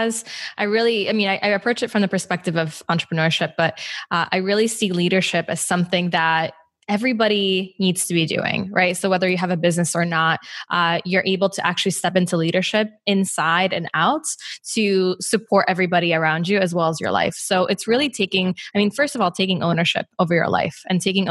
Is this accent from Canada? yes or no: no; Poland; now in Chicago, United States; growing up in Poland